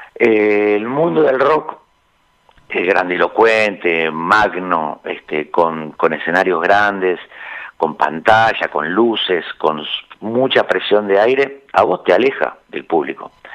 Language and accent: Spanish; Montevideo, Uruguay